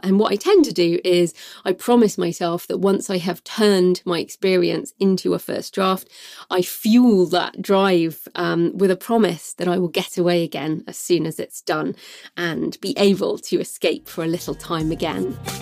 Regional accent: United Kingdom; moved away as an adult; also born or lived in Australia / New Zealand; it's my home country

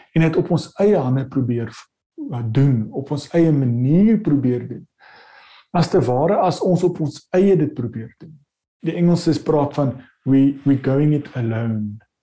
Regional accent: South Africa; ons sit as Suid-Afrikaners

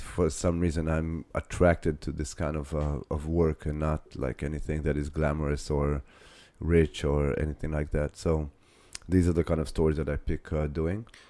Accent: Ramat Gan, Tel Aviv District, Israel; Ramat Gan, which is my hometown

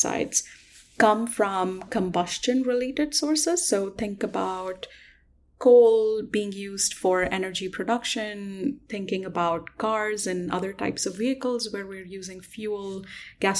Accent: Delhi, India; I actually grew up in Delhi

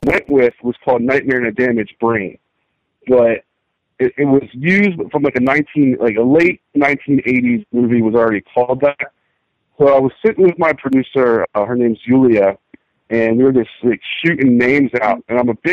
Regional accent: New Jersey, United States; moved away; I'm from New Jersey originally

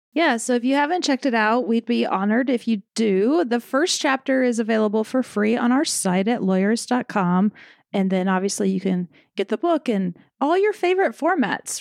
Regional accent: the South, United States; I'm from the South

